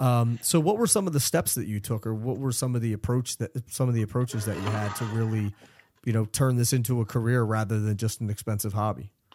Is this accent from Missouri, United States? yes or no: no; Philadelphia, Pennsylvania, United States; I'm originally from Philadelphia